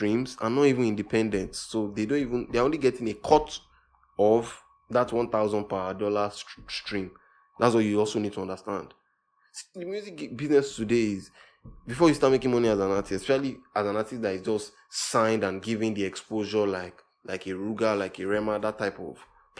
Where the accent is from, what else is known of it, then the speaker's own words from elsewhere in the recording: Nigeria; as a Nigerian artist, you don't even get so many shows